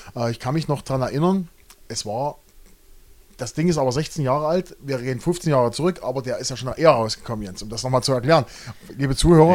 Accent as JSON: {"language": "German", "town": "Großenhain", "region": "Saxony", "country": "Germany", "tie": "born or raised there", "said": "Wir kommen beide aus Großenhain"}